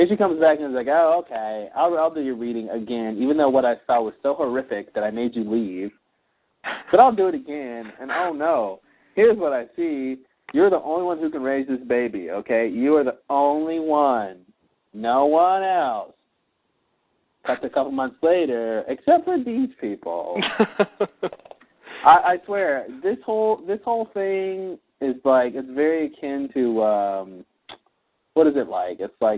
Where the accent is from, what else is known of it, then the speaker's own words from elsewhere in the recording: Australia; Oh, I'm Australian.